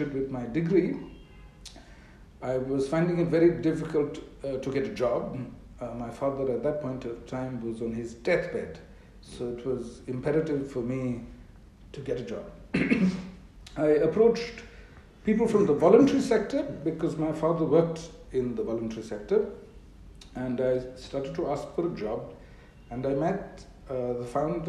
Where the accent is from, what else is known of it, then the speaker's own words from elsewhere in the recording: Bangalore, Karnataka, India; So I come from Bangalore. That is perhaps the most accurate way of describing me. I've spent all my 45 years living out of one city in the south of India.